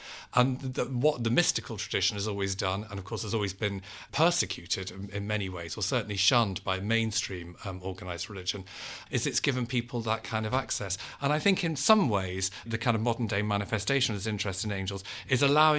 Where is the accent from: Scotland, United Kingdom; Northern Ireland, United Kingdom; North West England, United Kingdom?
North West England, United Kingdom; Liverpool; One was my own upbringing, in that I was brought up Catholic in Liverpool, which is a very Catholic place.